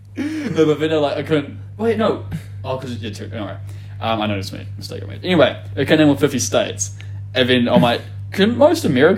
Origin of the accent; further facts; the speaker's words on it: New Zealand; I'm from New Zealand.